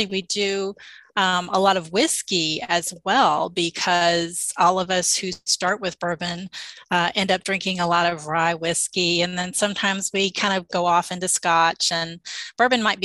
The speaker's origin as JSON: {"language": "English", "town": "Louisville", "region": "Kentucky", "country": "United States", "tie": "born or raised there", "also_born_or_lived": "Nashville, Tennessee", "moved": "as an adult", "said": "I grew up in the Louisville, Kentucky area, and I lived in Nashville for about 17 years. And when we moved back here"}